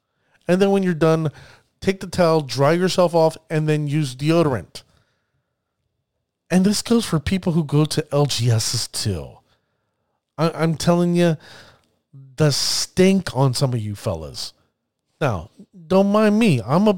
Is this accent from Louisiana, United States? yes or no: no; New Jersey, United States; I really am praying, that it ends up coming to my home state of New Jersey. I hope it comes here.